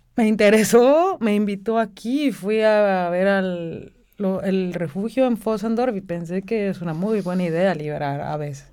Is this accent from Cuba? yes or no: no; Mexico; moved away as an adult; also born or lived in Mexico City; now in Vienna, Austria; como para la mayoría de mexicanos